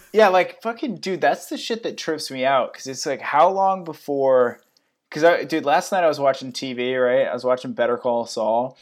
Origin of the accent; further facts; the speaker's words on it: Connecticut, United States; also born or lived in San Jose / Sunnyvale; now in San Francisco, United States; I'm from Connecticut.